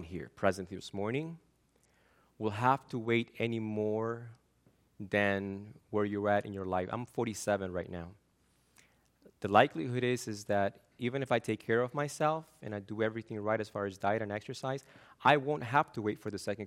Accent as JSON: {"language": "English", "country": "Argentina", "moved": "yes", "said": "I'm from Argentina"}